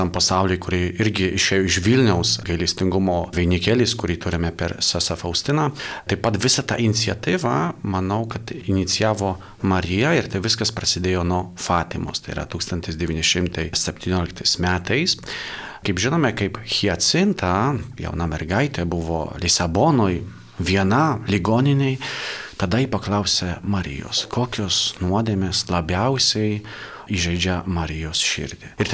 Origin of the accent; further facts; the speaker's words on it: Poland; now in Lithuania; esu Lankijos pilietis, e, dabar tarnauju Lietuvoje, bet esu iš Lankijos